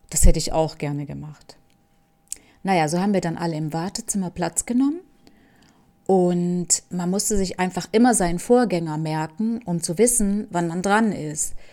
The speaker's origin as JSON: {"language": "German", "town": "Camajuaní", "region": "Villa Clara", "country": "Cuba", "second_language": "German", "lives_now": "Germany", "said": "So wie das auch bei uns in Camahuani war und überall in Kuba."}